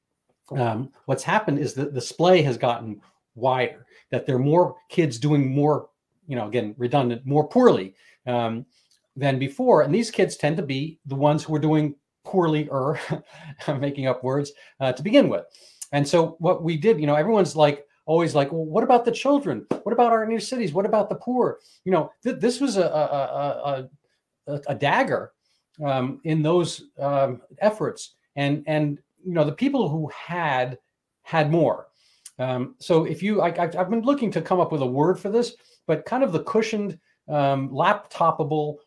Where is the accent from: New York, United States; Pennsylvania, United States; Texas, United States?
New York, United States; New York City; I grew up in a city. I grew up in New York City. I grew up technically inner city